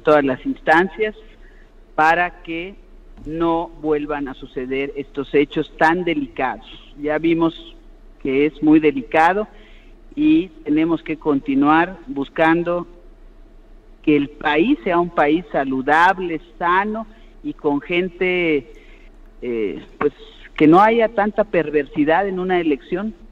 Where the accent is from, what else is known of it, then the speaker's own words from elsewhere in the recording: Yucatán, Mexico; yo soy una yucateca cariñosa